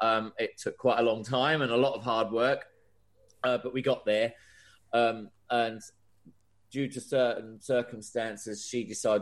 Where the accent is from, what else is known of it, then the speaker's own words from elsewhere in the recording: Ipswich, East of England, United Kingdom; accent: Australian twang; Despite the weird sort of Australian twang that I have to my accent, I'm actually from Ipswich.